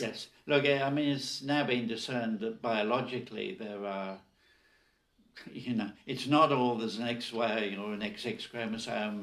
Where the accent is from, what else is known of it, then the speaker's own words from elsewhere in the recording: Nigeria; I was born in Nigeria, you know, a colony of the British Empire.